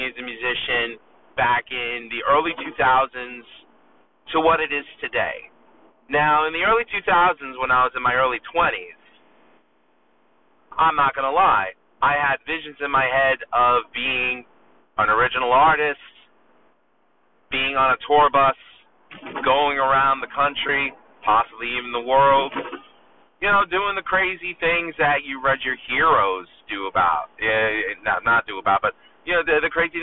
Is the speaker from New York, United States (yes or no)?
yes; New York City, New York, United States; also born or lived in Long Island, New York; I'm a musician from Long Island, New York. Born and raised in Astoria, Queens